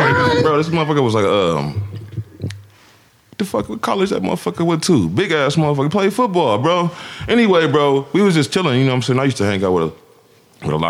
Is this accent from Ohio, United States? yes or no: yes; Canton, Ohio, United States; born or raised there